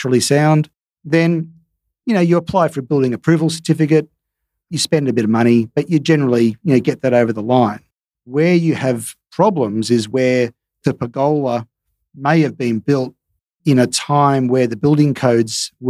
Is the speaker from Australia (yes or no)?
yes; Sydney, New South Wales, Australia; now in Perth, Australia; I'm from Sydney